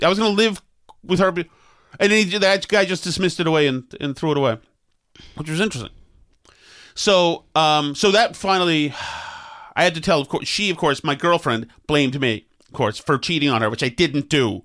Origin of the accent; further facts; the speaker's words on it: Winchester, Massachusetts, United States; I'm a nice boy from Winchester